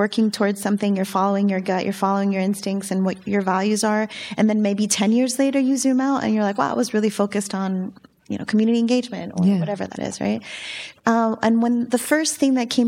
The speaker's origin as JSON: {"language": "English", "town": "Miami", "region": "Florida", "country": "United States", "said": "I'm from Miami"}